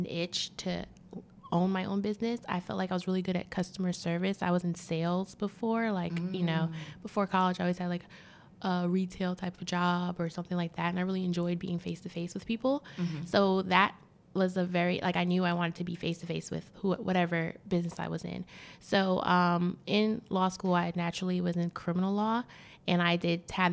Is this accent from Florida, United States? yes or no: yes; Miami, Florida, United States; moved away as an adult; now in Washington, D.C., United States; I was from Miami, that's my hometown